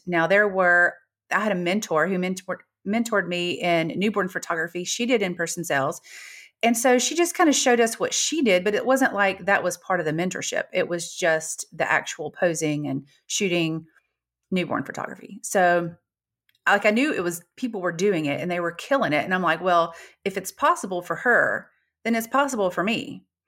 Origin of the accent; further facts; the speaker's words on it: Gulf Shores, Alabama, United States; I'm from Gulf Shores, Alabama